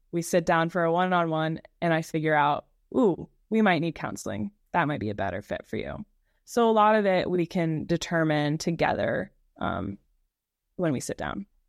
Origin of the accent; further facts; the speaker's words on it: Baton Rouge, Louisiana, United States; also born or lived in Kentucky; I am born and raised in Baton Rouge, Louisiana. So I am a Southern girl through and through